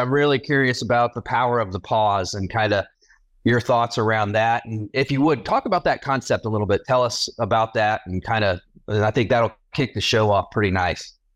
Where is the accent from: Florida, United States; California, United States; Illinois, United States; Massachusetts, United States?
Florida, United States; Jacksonville; I was born in Jacksonville, North Carolina, raised in Jacksonville, Florida